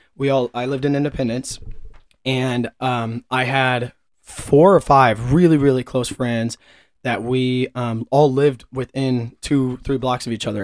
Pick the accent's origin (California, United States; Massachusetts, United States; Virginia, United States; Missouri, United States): Missouri, United States; Kansas City; was born and raised in and around Kansas City, uh, a little bit north of Kansas City, but I've lived here my whole life.